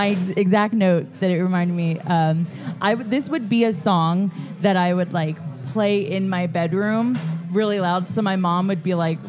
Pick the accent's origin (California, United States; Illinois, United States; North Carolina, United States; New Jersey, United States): New Jersey, United States; Sayreville; I'm from Saraville, where there's Starland Ballroom.